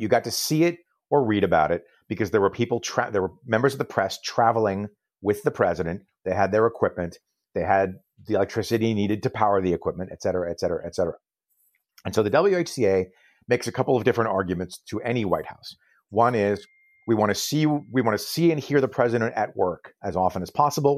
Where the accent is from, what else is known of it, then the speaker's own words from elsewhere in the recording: Vermont, United States; I was born in Vermont.